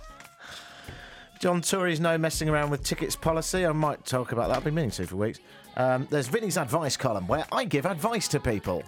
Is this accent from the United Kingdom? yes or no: yes; United Kingdom; accent: British; moved away; It's like my British accent, really. It is partly parcelled with the fact I'm from Britain